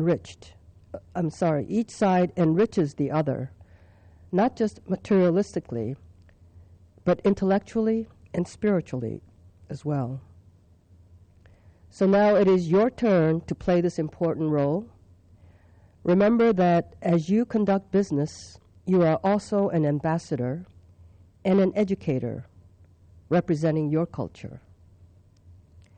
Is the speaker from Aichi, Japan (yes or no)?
no; Tokyo, Japan; also born or lived in China; I was born in China, grew up in Tokyo, Japan, but was educated at an American school with an international student body